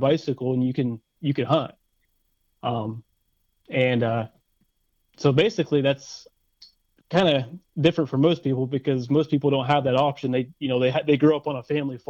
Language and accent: English; Forest County, Pennsylvania, United States; also born or lived in Clarion County, Pennsylvania; I live in Clarion County, and I grew up in Forest County